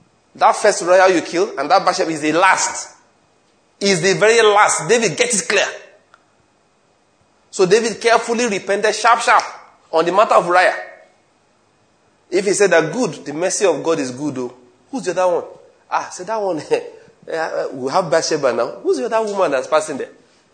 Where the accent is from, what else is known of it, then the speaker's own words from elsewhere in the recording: Asaba, Delta, Nigeria; the chairman of the panel asked me, where are you from? I told him I was from Asaba.